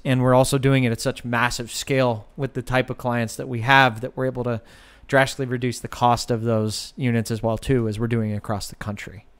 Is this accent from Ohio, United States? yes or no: yes; Westfield Center, Ohio, United States; I grew up in a town of 900 people. And so Westfield Center is not just my hometown, it is my family.